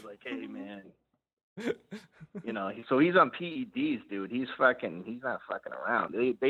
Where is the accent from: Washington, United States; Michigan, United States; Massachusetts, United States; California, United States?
Massachusetts, United States; Boston; also born or lived in Cambridge; I'm from Boston, or Cambridge, or whatever.